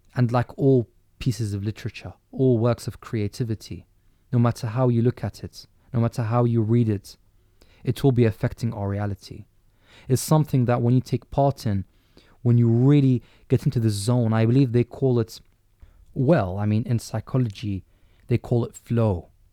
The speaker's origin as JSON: {"language": "English", "region": "London", "country": "United Kingdom", "said": "as a Londoner"}